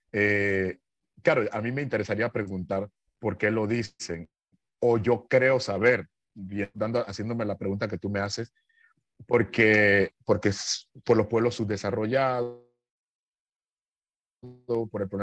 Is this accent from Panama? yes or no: yes; Panama; moved away as an adult; also born or lived in Italy / Nicaragua; el medio donde yo nací, ¿no? Eh, Panamá es un país joven, eh, tiene 115 años de vida republicana